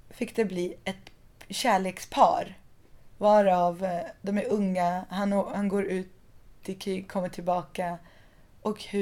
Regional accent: southern Iran, Iran; Som folk i både Afghanistan och Pakistan och södra Iran där jag kommer ifrån.

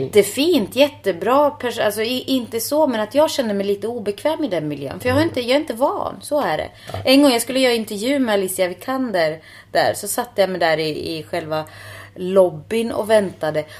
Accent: Finland; Swedish is a second language; now in Stockholm, Sweden; jag är finne och inte uppvuxen med prepositioner

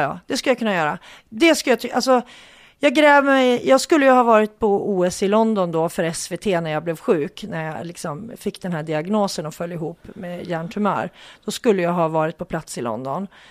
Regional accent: Hudiksvall, Gävleborg County, Sweden; vi hälsingar, jag kommer ju från Hudik och det ligger i Hälsingland

